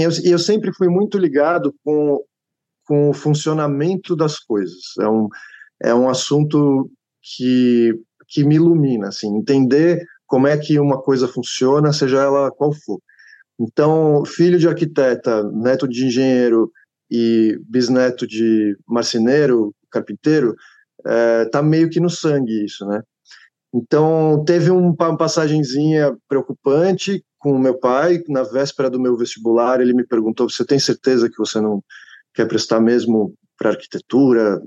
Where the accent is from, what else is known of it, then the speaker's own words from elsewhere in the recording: Atibaia, São Paulo, Brazil; Eu cresci em Atibaia, sou de São Paulo, cresci em Atibaia